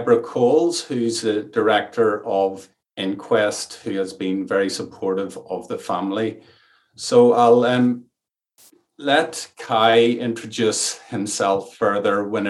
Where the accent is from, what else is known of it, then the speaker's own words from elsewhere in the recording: Ireland; accent: Irish; You'll maybe detect from my accent that I'm Irish and I'm speaking from an Irish rainforest